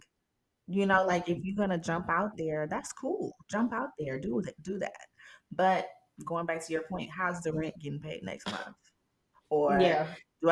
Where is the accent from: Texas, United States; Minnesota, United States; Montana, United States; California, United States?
Texas, United States; Houston; moved away as an adult; also born or lived in South Carolina; now in Atlanta, United States; When I moved from Texas, because I'm originally from Houston.